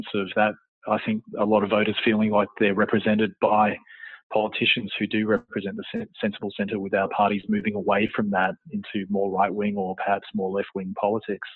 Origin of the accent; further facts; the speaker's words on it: Canberra, Australian Capital Territory, Australia; moved away as an adult; also born or lived in Sydney / London / Croatia; I was born and raised in Canberra